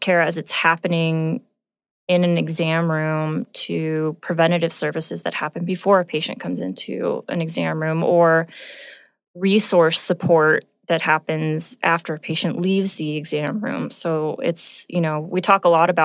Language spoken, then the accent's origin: English; Southern California, United States; now in Montana, United States; I'm from Southern California.